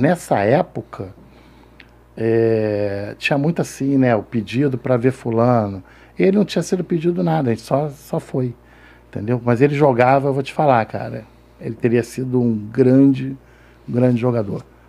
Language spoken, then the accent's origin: Portuguese; Rio de Janeiro, Brazil; Nasci na Penha